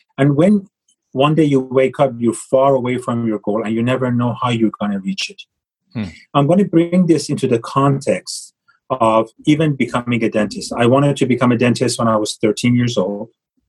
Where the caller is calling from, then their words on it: Los Angeles, California, United States; I am calling from Los Angeles, and my office is in Beverly Hills, but just a couple of blocks away.